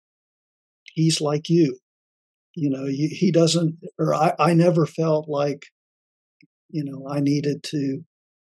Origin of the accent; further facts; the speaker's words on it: West Palm Beach, Florida, United States; also born or lived in Miami, Florida; I was born and raised in Florida. Was born in Miami, grew up in West Palm